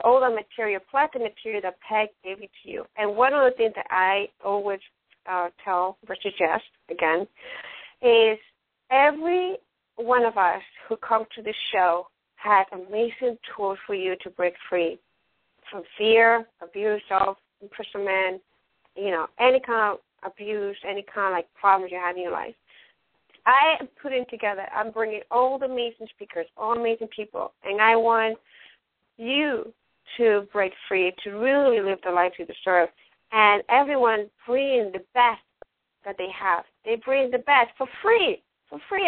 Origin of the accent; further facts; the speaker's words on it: Ecuador; first language Spanish; English is a second language; also born or lived in New York, United States; now in Sarasota, United States; I'm not from United States, I'm from Ecuador, I'm speak, you know, in, you know, English is my second language, and Spanish, I have a Latin background